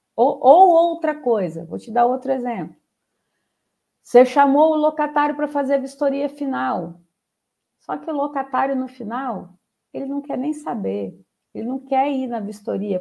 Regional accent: Espírito Santo, Brazil; eu sou capixaba

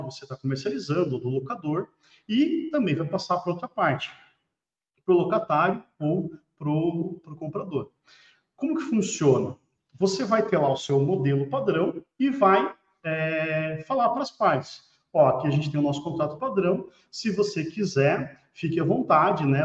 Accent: Paraná, Brazil; eu sou do Paraná

